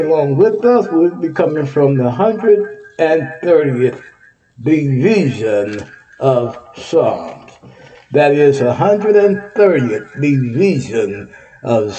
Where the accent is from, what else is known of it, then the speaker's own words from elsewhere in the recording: Texas, United States; Texas is my home state